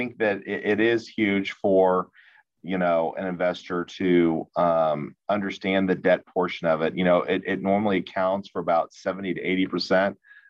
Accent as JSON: {"language": "English", "town": "Kansas City", "region": "Missouri", "country": "United States", "tie": "born or raised there", "said": "born and raised here, just like I said, born and raised here in Kansas City"}